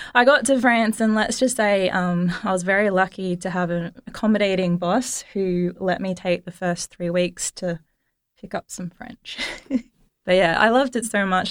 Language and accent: English; Australia; as an Australian student